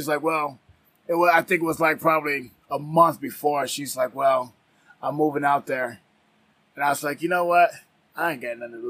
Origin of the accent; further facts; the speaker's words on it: Detroit, Michigan, United States; moved away as an adult; now in Las Vegas, United States; born and raised in Detroit, went to school out there